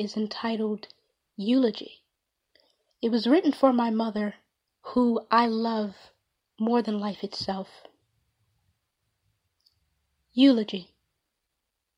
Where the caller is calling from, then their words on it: Powder Springs, Georgia, United States; I am calling from Powder Springs, Georgia